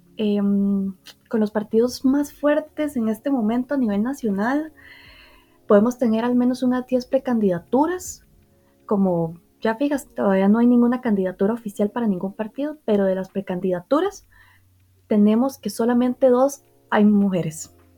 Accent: Heredia, Costa Rica; yo soy de Heredia de Costa Rica

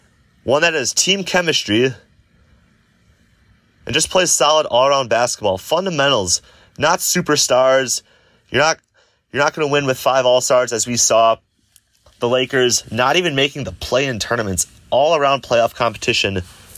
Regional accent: Wisconsin, United States; born or raised there

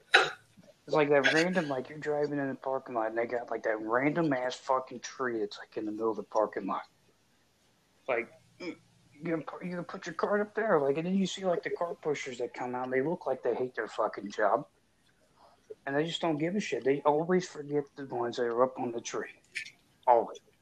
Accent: Edgewood, Kentucky, United States; I'm from Edgewood, Kentucky

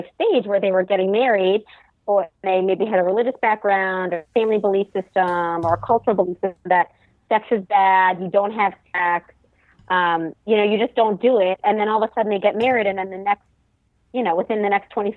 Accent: New Orleans, Louisiana, United States; now in Texas, United States; I am in Texas right now. I'm originally from New Orleans

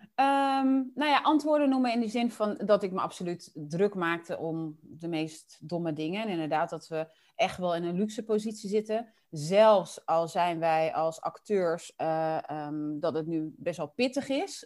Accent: Dordrecht, South Holland, Netherlands; also born or lived in Willemstad, Curaçao; toen ik drie was, zijn, we dus, zijn mijn moeder, mijn oudste broertje en ik naar Nederland gekomen

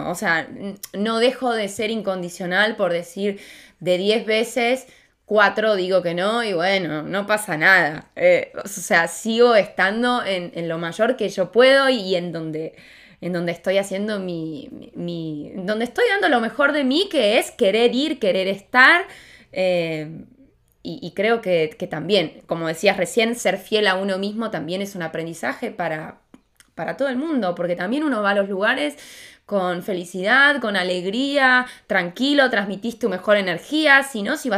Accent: Argentina; moved away; me, vine de Argentina hace muy poco y me hicieron un montón de despedidas

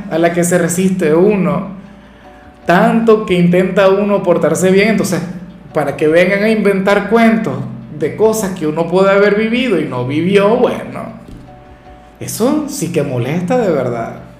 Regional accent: Venezuela; acá en Venezuela

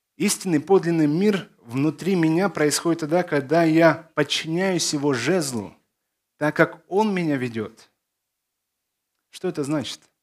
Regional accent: Odesa, Odesa Oblast, Ukraine; also born or lived in Belarus / Zakarpattia, Ukraine; Я из Одессы

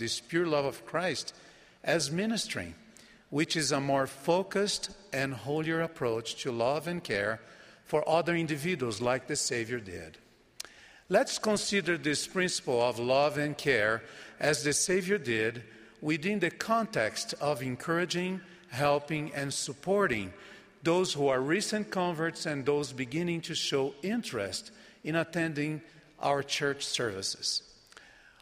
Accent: Brazil; first language Portuguese; English is a second language; my native Brazilian Portuguese

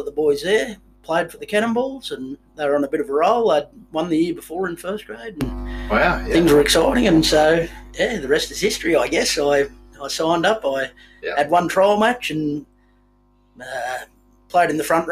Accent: Kempsey, New South Wales, Australia; also born or lived in Orange; then in year one, moved to Kempsey, and so I grew up there

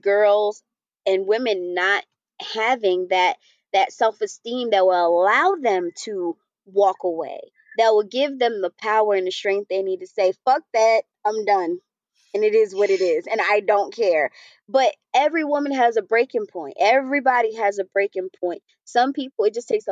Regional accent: New York, United States; moved away; I'm from New York

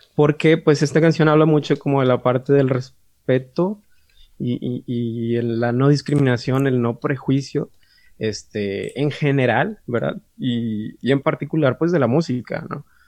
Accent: San Nicolás de los Garza, Nuevo León, Mexico; nacido aquí en San Nicolás de los Garza. De hecho, no soy regio, soy Ay, Nicolaita.

